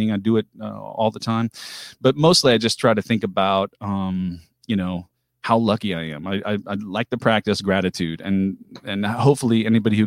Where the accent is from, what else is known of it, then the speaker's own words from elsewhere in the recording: Pilot Knob, Missouri, United States; I grew up on Middlebrook Road out in the middle of nowhere, just outside of Pilot Knob